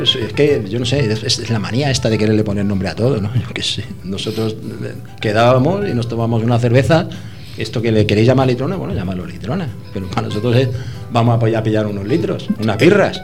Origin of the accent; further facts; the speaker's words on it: Madrid, Community of Madrid, Spain; Yo llegué a Madrid recién nacido, mis padres eran emigrantes andaluces